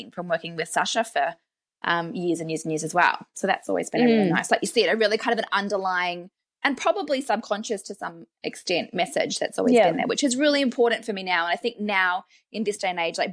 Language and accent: English; Australia; now in New Zealand; I'm an Australian